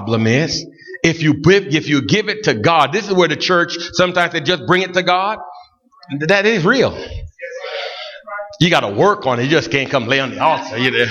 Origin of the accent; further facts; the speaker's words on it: Buffalo, New York, United States; I grew up in Buffalo